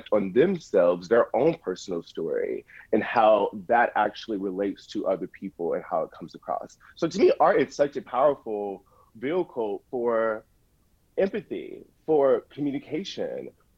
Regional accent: the South, United States; particularly growing up in the South, which is a bit more conservative than growing up in New York

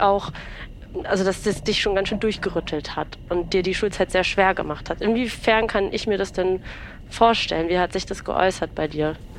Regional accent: Berlin, Germany; ich bin ja in Berlin geboren, habe eine Familie, die aus dem Osten kommt

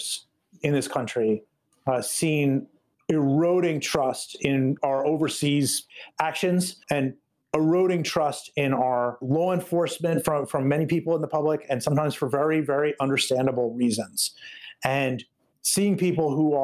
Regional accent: United States; as an American

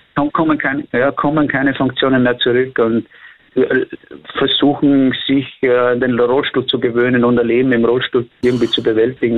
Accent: Austria; bei uns in Österreich

